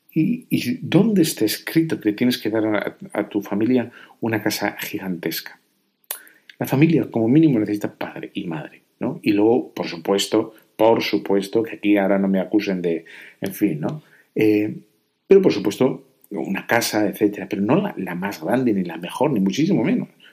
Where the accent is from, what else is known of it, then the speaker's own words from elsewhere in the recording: Spain; Yo aquí en España